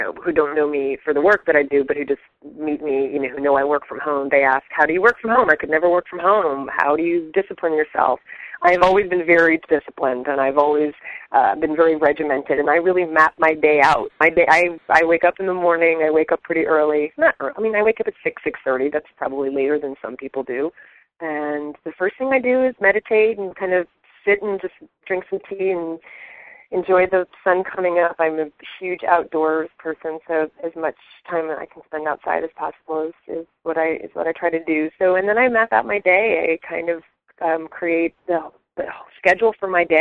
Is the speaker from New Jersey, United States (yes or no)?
yes; New Jersey, United States; moved away; I grew up on the East Coast. So I'm from New Jersey originally.